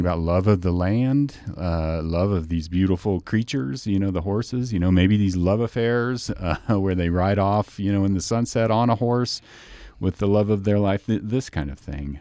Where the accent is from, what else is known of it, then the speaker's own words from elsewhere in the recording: Colorado, United States; also born or lived in Utah / Kazakhstan; now in Idaho, United States; born and raised in Colorado and schooled here in Utah and Idaho